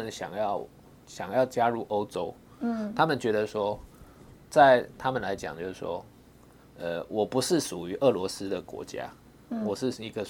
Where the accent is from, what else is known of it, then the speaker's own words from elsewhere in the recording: Taiwan; 其实我们台湾人很多人有这样了，你把我当成中国人，我感觉更小。